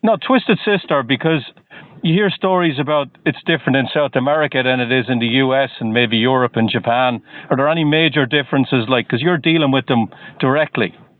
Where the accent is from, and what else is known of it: Waterford, Munster, Ireland; moved away as an adult; also born or lived in Dublin, Ireland; now in Boston, United States